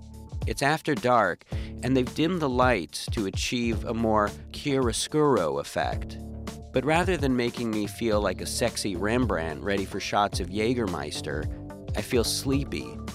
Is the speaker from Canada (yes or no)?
yes; Canada